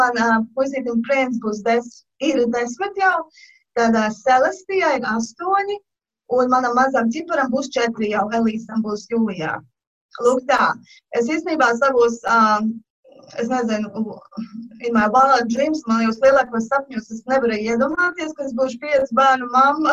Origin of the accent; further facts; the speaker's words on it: Latvia; moved away as an adult; now in Georgia, United States; esmu Džordžija štatā un uh, es uzaugu Latvijā